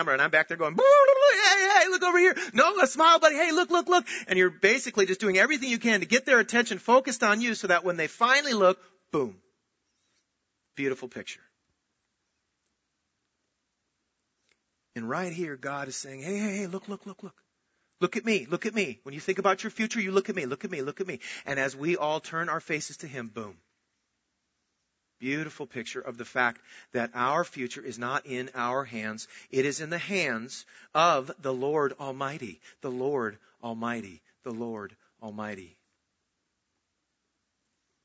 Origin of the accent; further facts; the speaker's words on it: Minnesota, United States; I was born in Minnesota and I was born into a Christian home